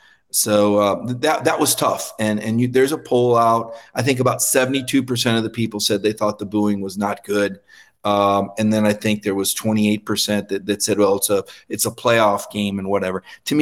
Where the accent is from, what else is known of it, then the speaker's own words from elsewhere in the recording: Michigan, United States; moved away; also born or lived in Mobile, Alabama; I grew up largely in Michigan. I was born in Mobile, Alabama, but grew up in Michigan